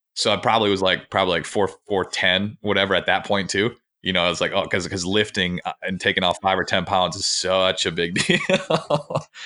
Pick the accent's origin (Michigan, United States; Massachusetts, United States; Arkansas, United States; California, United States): Michigan, United States; Grand Rapids; I grew up in Grand Rapids, Michigan